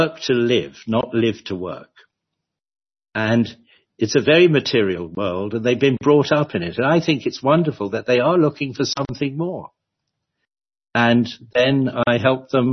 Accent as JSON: {"language": "English", "region": "London", "country": "United Kingdom", "tie": "born or raised there", "moved": "as an adult", "said": "I was born and bred in London"}